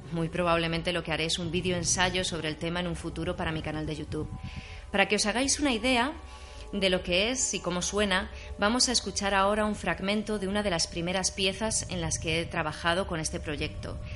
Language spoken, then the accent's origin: Spanish; A Coruña, Galicia, Spain; A Coruña, que es de donde soy yo, de Galicia